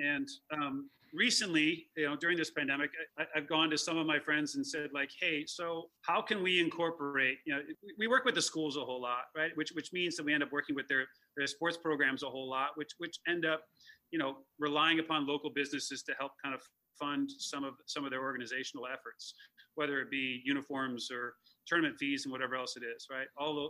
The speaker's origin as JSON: {"language": "English", "town": "Chicago", "region": "Illinois", "country": "United States", "said": "how do I shake the kind of perception that I'm this guy from Chicago that you know, moved up here to start this thing. I'm not the guy from Chicago. I'm the guy that lives here."}